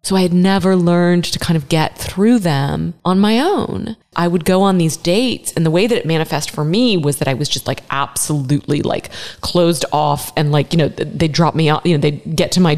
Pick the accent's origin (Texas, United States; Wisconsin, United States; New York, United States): Texas, United States; Dallas; also born or lived in Philadelphia area, Pennsylvania; I was born in the Philadelphia area. My family was from the East Coast, but my dad got transferred to Dallas, this new city on the rise, Dallas, Texas, in 1978.